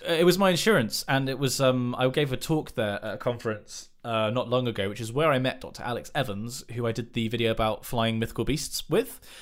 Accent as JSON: {"language": "English", "area": "West Country", "region": "South West England", "country": "United Kingdom", "said": "in the West Country, we have a dearth of actual good teams"}